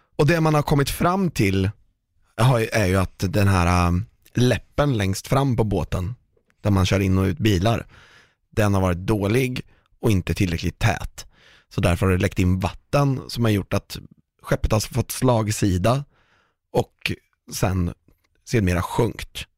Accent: Sweden; vi är ett ganska litet land

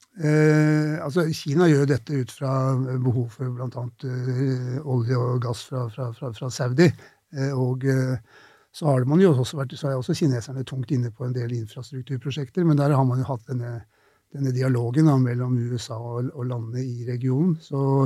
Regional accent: Oslo, Norway; Jeg vokste opp på Tøyen i Oslo

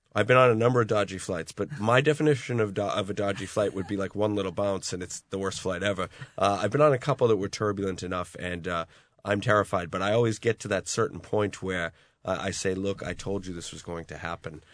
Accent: Boston, Massachusetts, United States; now in Ireland; the drinking culture I grew up in in the Boston area

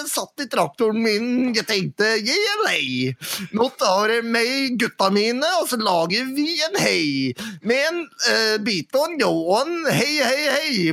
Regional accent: Dalsbygda, Innlandet, Norway; Vi kommer fra Dalsbygda, ja

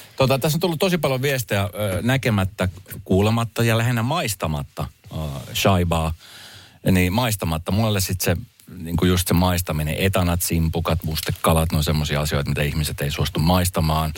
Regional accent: Helsinki, Uusimaa, Finland; mä oon Helsingistä

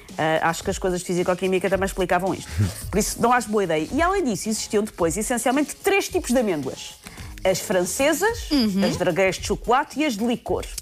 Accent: Portugal; como boa tuga

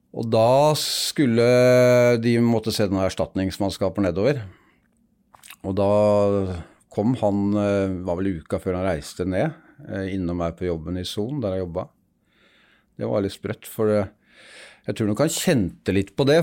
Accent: Vestby, Akershus, Norway; var født og oppvokst ute i Vestby, rett utafor Oslo

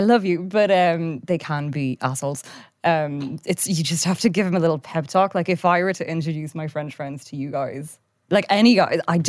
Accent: Japan; Because when we grew up in Japan, it was like super international. Like it was an American school, loads of different cultures

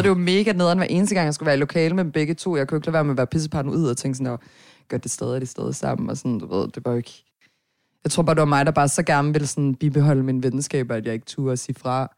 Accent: Herning, Central Denmark Region, Denmark; also born or lived in Nørrebro, Copenhagen; now in Copenhagen, Denmark; jeg er fra Herning

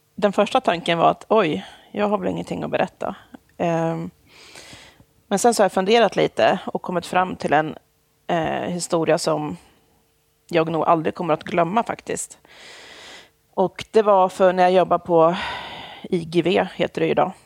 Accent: Jämtland, Sweden; moved away as an adult; also born or lived in Stockholm; now in Linköping, Sweden; Jag är, jag är född i Stockholm. Jag är Aha. uppvuxen i Jämtland

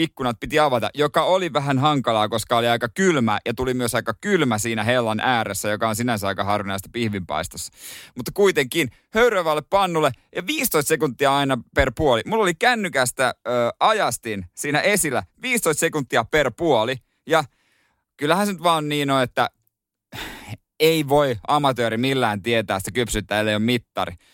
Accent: Ostrobothnia, Finland; meillä päin Pohjanmaalla

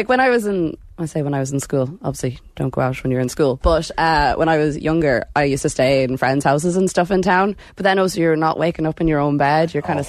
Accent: Ireland; I'm from Screen, so I'm a rural country gal.

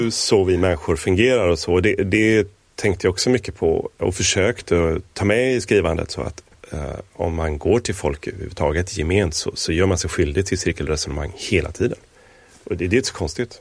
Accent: Gothenburg, Västra Götaland, Sweden; Jag hade en lekkamrat i området där jag växte upp, i Göteborg

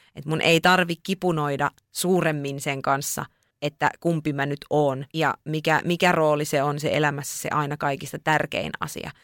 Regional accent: Lapland, Finland; also born or lived in Tampere; sieltä on kotoisin, niin niistä jotenkin kokee, että että ne omat juuret kasvaa niin syvällä siellä

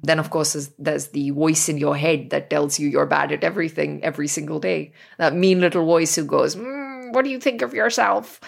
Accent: New Delhi, Delhi, India; growing up in New Delhi.

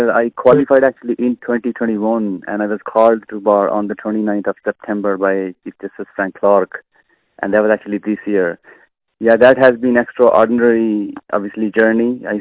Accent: Pakistan; now in Ireland; dealing with Irish people, being a Pakistani person

